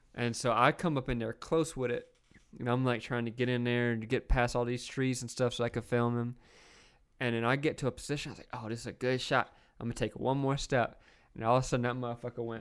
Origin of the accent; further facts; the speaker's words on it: the South, United States; I grew up in the South